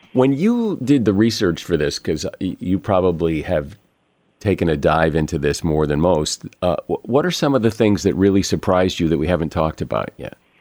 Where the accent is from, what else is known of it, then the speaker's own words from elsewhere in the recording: Connecticut, United States; now in West Coast, United States; I grew up in Connecticut